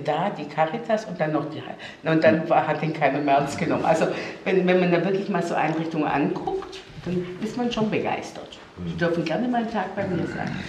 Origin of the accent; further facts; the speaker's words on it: Stuttgart, Baden-Württemberg, Germany; also born or lived in Kreuzberg, Berlin; now in Berlin, Germany; wo ich herkomme aus Cannstatt